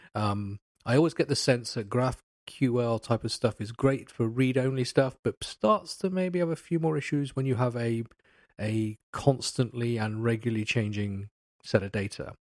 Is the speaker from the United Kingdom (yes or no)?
yes; England, United Kingdom; I'm, I'm English